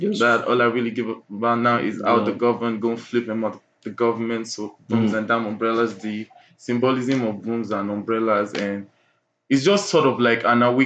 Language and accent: English; Nigeria; we are all Nigerian youths and we are creatives